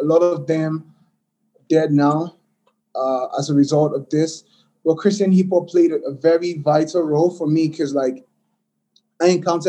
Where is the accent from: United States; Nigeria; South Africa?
Nigeria; growing up in Nigeria